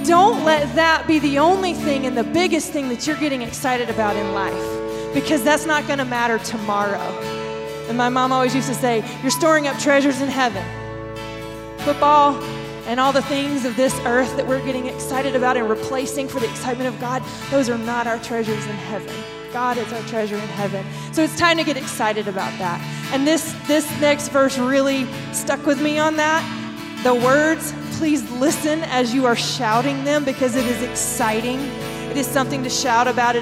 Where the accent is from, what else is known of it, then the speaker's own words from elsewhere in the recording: the South, United States; I'm from the South